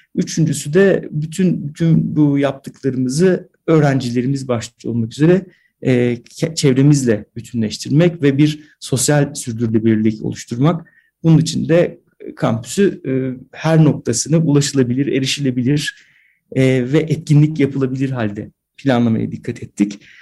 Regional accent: AGÜ campus, Kayseri Province, Turkey; moved away; Ben bu kampüste doğdum

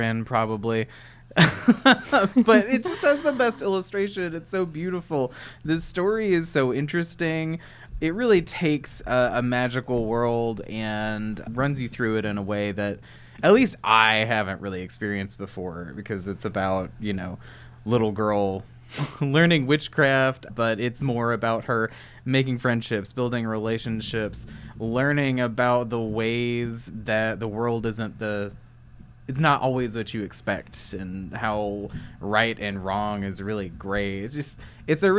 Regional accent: Kentucky, United States

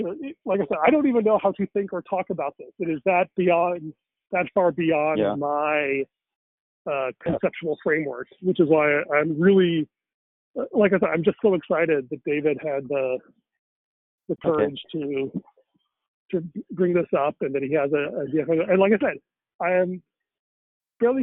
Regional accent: India; me as a Indian

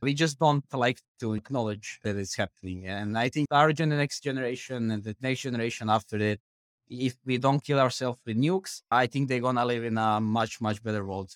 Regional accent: Croatia; I'm coming from Croatia

